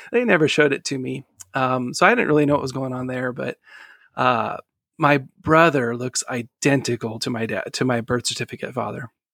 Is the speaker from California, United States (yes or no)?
yes; Sacramento, California, United States; I was born in November nineteen eighty-four in Sacramento, California